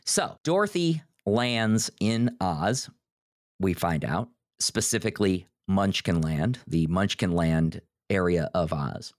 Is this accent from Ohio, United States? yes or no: yes; Northeast Ohio, United States; you and I grew up in sort of the Midwest. We grew up in Northeast Ohio.